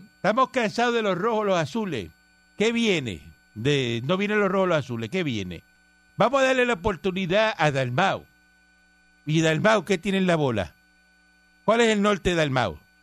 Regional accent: Cuba; moved away; yo soy cubano

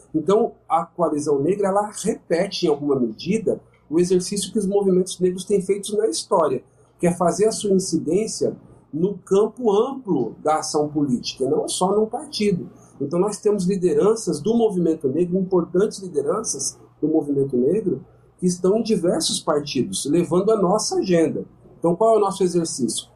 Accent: São Paulo, Brazil; sou de São Paulo, eu conheço de perto São Paulo

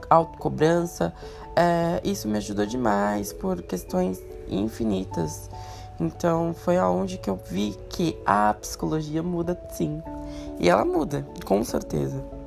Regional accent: São Paulo, Brazil; eu moro em São Paulo a minha vida inteira, nasci e criado em São Paulo, na Zona Leste

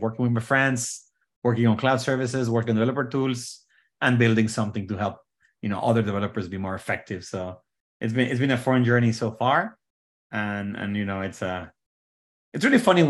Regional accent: Mexico; moved away as an adult; now in Bay Area, United States; So I was born in Mexico many years ago

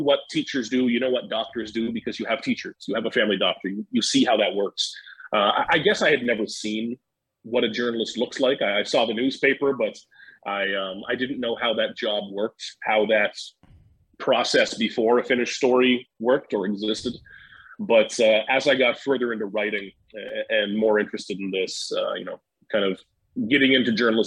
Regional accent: New Glasgow, Nova Scotia, Canada; moved away; also born or lived in Halifax, Nova Scotia; Born near Halifax, a town called New Glasgow

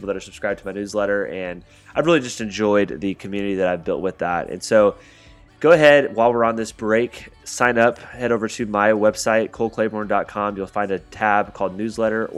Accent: Indiana, United States; I'm from Indiana

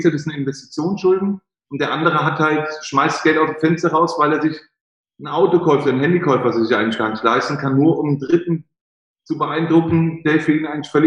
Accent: Frankfurt, Hesse, Germany; hätten sie in Frankfurt, ich bin Frankfurter, für 100.000 Euro, äh, 100.000 Marken Wohnen kaufen können.

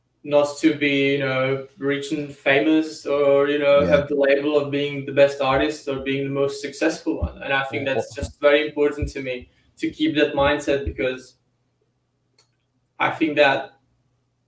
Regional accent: Czechia; I'm from Czech Republic, which is Central Europe

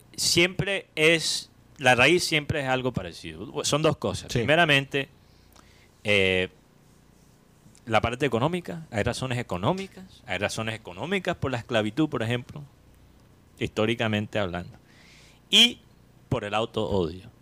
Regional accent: Colombian Caribbean coast, Caribbean Region, Colombia; nosotros como costeños

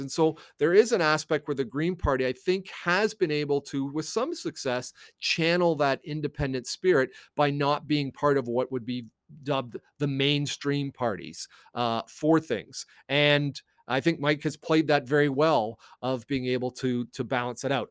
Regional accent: Canada; also born or lived in United States; I am a Canadian

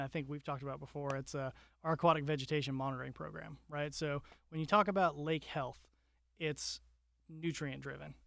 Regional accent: Wellington, Florida, United States; I grew up in South Florida in a town called Wellington

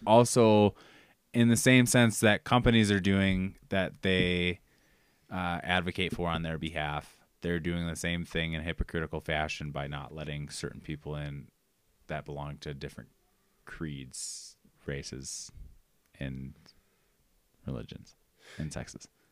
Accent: Austin, Minnesota, United States; I'm from Austin, Minnesota, which is Spamtown, USA

